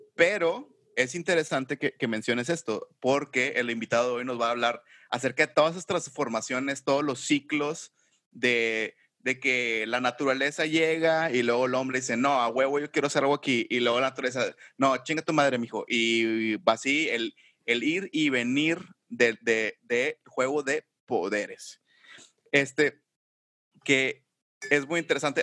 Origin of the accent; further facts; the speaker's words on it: Monterrey, Nuevo León, Mexico; yo no nací aquí en Monterrey yo llegué a Monterrey desde los cuatro años, muy chiquito